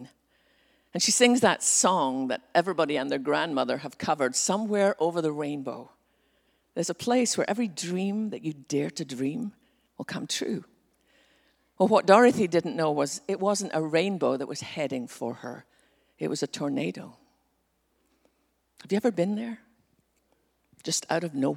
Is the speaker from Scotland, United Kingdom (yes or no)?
yes; west coast of Scotland, United Kingdom; now in Texas, United States; growing up in Scotland